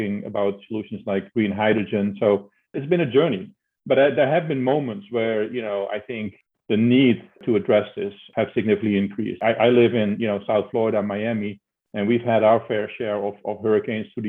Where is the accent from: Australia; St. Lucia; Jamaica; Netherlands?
Netherlands; accent: Dutch; moved away as an adult; I'm Dutch, as you can tell by my name and hear by my accent. So growing up in the Netherlands